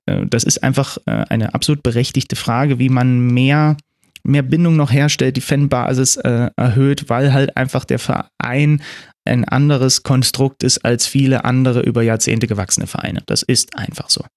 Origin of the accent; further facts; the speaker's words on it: Zwickau, Saxony, Germany; moved away; ich bin ja in Zwickau geboren, ne? da sind, äh, da wohnen meine Eltern